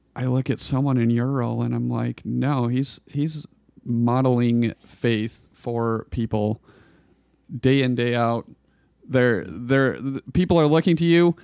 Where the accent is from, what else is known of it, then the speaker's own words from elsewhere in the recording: Klamath Falls, Oregon, United States; I grew up in Klamath Falls